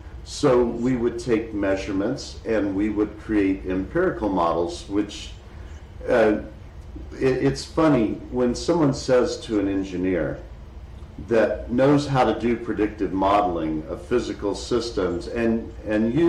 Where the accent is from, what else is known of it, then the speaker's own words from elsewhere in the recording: Dallas, Texas, United States; I grew up in Dallas, Texas, a huge city in Texas